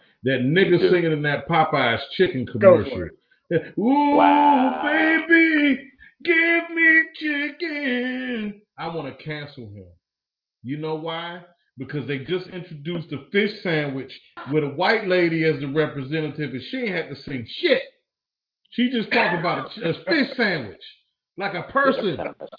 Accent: United States; we're American.

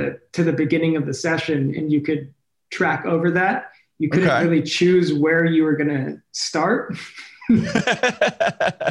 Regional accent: Clearwater, Florida, United States; now in Los Angeles, United States; I was born and raised in Clearwater, Florida, or at least close to there, a little suburb

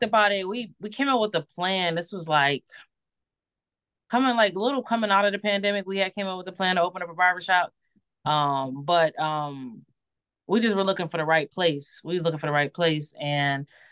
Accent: Buffalo, New York, United States; now in Niagara Falls, United States; I'm from Buffalo, but I live in Niagara Falls, which is an outskirt of Buffalo

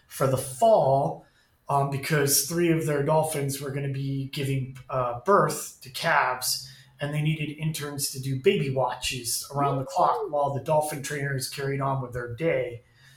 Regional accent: Ventura County, California, United States; moved away as an adult; also born or lived in Los Angeles County, California / Hawaii; now in Florida, United States; Grew up in Ventura County

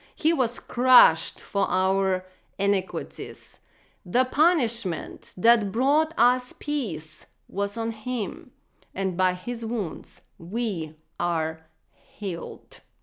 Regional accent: Russia; moved away; Growing up in Russia, I remember being told to check one million boxes before God would love me

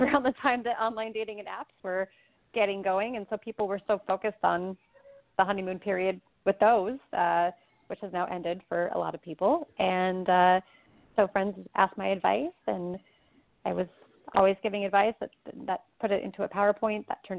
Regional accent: Portland, Oregon, United States; moved away as an adult; now in Chicago, United States; I grew up in Portland, Oregon, but I moved to Chicago about 8 years ago

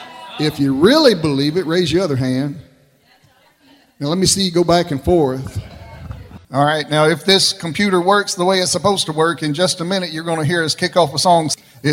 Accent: Kentucky, United States; I'm from Kentucky.

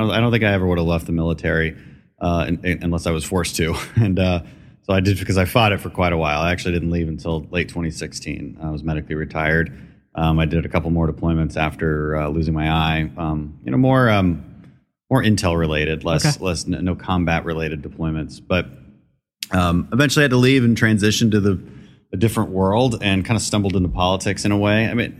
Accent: Houston, Texas, United States; also born or lived in Aberdeen, Scotland; I grew up in Houston, although I wasn't born here. I was born in Aberdeen, Scotland.

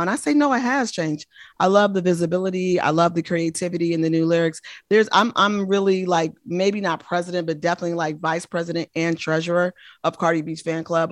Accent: Oakland, California, United States; I'm from the Bay Area, born and raised in the great city of Oakland, California

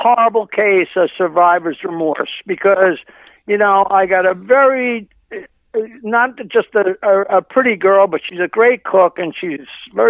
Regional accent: Long Island, New York, United States; Aside from growing up on Long Island

